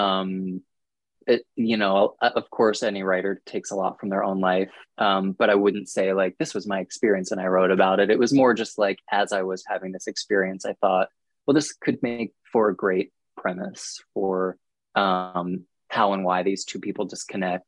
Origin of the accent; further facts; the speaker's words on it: outside of Philadelphia, Pennsylvania, United States; moved away; also born or lived in New York; I grew up outside of Philadelphia